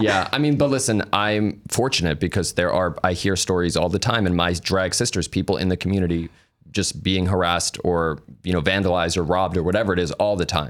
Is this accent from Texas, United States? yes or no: no; New York, United States; we're from New York. So I was always going into the city at a young age